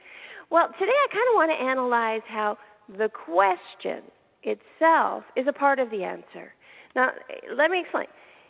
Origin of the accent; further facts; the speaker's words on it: Canada; now in Los Angeles, United States; And I'm originally from Canada, so I have like a sweet spot for wondering what's going on over there. At the moment, I'm in L.A.